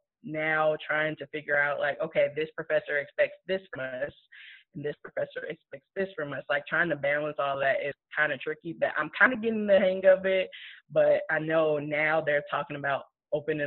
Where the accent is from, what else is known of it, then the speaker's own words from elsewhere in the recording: Chicago, Illinois, United States; moved away as an adult; now in Columbia, United States; I'm originally from Chicago, but I have been in the Columbia, Missouri area for the past 6 years.